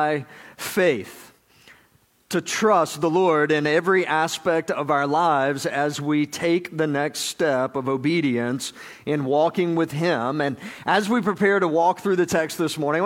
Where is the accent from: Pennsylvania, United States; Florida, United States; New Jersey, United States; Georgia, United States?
Georgia, United States; I'm from Georgia